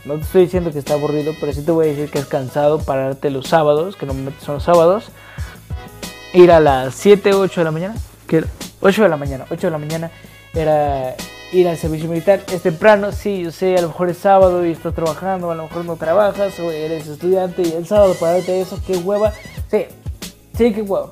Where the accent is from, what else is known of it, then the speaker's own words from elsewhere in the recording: Mexico; soy de México